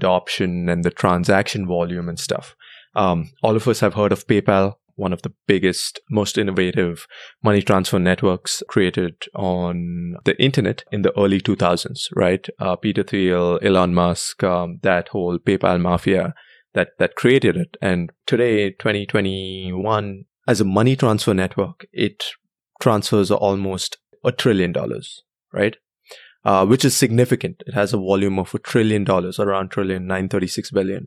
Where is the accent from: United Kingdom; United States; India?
India; Bangalore, Karnataka; moved away; I was born and raised in Bangalore, India